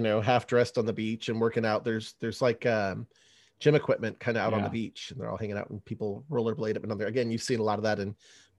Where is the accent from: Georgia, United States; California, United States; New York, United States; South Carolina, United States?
California, United States; San Francisco Bay Area; moved away; I grew up in the San Francisco Bay Area, and I still have family out there.